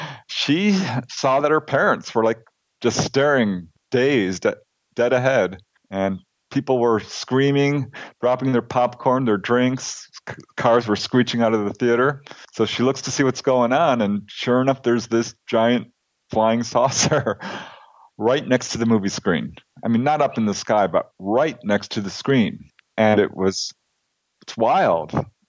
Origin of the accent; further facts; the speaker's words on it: Chicago, Illinois, United States; now in California, United States; I'm originally from Chicago, Illinois. Lived here in California most of my life. Got 5 brothers and sisters. So big family.